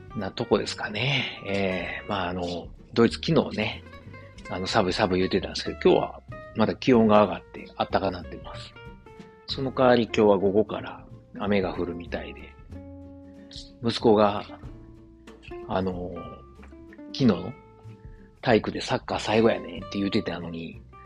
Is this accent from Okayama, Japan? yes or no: no; Osaka, Japan; moved away as an adult; now in Germany; 自分の実家であるですね、駒川あずま屋、はい、親父とおかんがやってる、えー、大阪駒川いうところでね